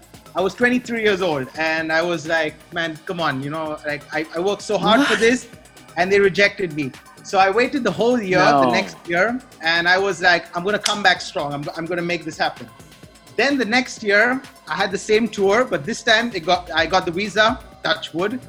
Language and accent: English; Goa, India; born or raised there; also born or lived in Bangalore